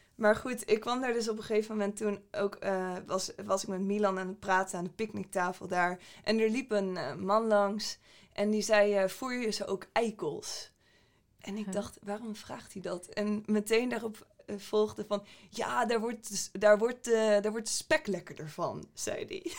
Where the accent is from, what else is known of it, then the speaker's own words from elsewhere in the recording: Groningen, Netherlands; moved away; oorspronkelijk kom ik uit Groningen. Ik ben daar opgegroeid.